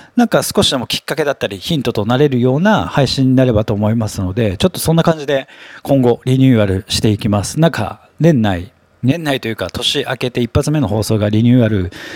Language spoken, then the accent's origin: Japanese; Tokyo, Japan; 東京に生まれて東京に育って、まあ、新宿区出身